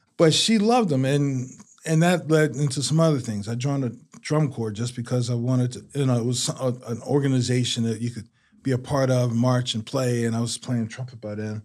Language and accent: English; Washington, District of Columbia, United States; now in Durham, United States; I was born and raised in Southeast D C.